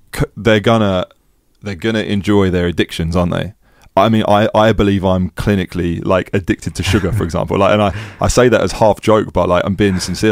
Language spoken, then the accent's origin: English; England, United Kingdom; also born or lived in Amsterdam, Netherlands; being English